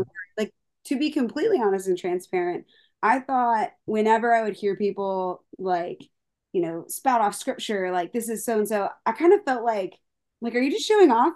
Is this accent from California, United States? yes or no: no; Palmyra, Pennsylvania, United States; moved away as an adult; now in Nashville, United States; I'm originally from Paul Myra, right next to Hershey, but no one knows Paul Myra, but everyone knows Hershey